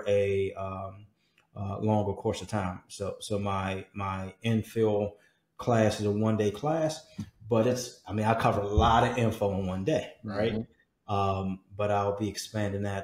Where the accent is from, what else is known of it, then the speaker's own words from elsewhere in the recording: Washington, District of Columbia, United States; came out of Washington, D.C., out of my hometown